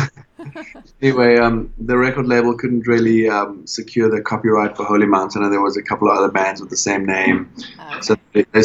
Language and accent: English; Cape Town, Western Cape, South Africa; moved away as an adult; also born or lived in California; now in Nashville, United States; I'm from South Africa, in a city called Cape Town